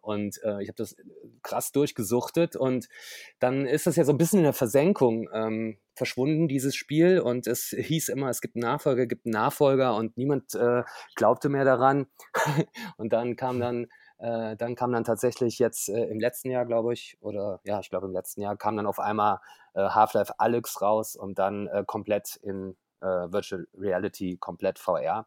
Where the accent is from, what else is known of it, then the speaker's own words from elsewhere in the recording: Koblenz, Rhineland-Palatinate, Germany; now in Berlin, Germany; gebürtig äh, komme ich aus Koblenz, äh, äh, bin also zugezogener Berliner sozusagen